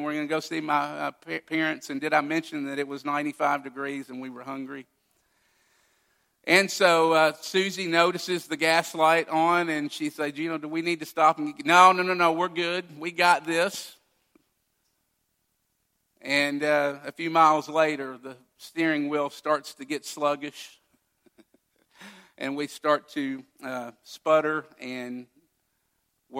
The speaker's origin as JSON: {"language": "English", "town": "Owensboro", "region": "Kentucky", "country": "United States", "tie": "born or raised there", "moved": "yes", "said": "which is the way you go to my hometown"}